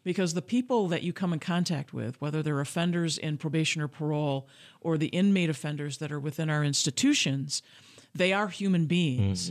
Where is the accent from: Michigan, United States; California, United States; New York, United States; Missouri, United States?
Michigan, United States; Grand Rapids; I was born and raised in Grand Rapids, Michigan